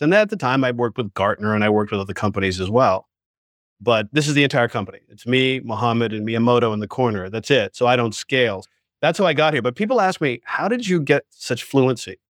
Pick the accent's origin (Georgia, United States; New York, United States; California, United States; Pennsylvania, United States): New York, United States; I grew up in Manhattan, right? And I was a subway child